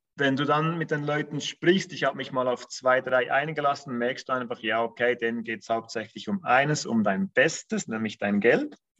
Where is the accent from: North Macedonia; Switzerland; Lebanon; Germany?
Switzerland; Bern; moved away as an adult; now in Zurich, Switzerland; wie alle wahrscheinlich unschwer hören, komme ich aus der Schweiz. ähm, bin gebürtiger Berner, ähm, also aus dem Kanton Bern, wohne aber seit über zehn Jahren in Zürich